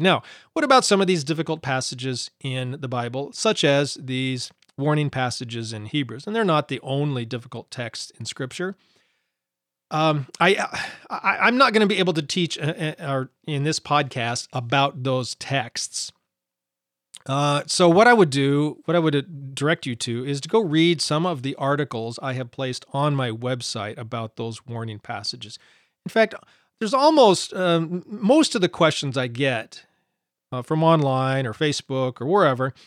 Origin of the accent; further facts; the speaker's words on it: Montana, United States; I grew up in Montana